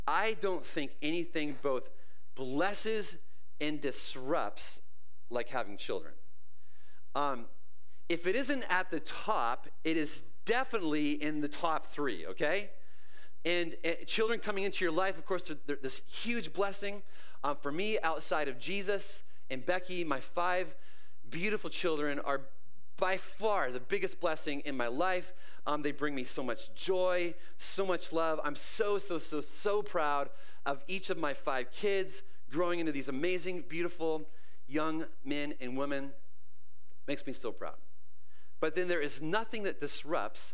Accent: British Columbia, Canada; moved away; I lived in this little tiny town in the middle of nowhere, BC

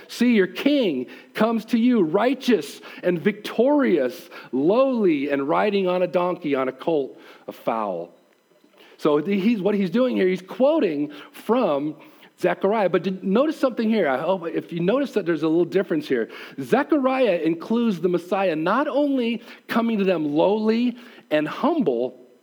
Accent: United States; being as an American

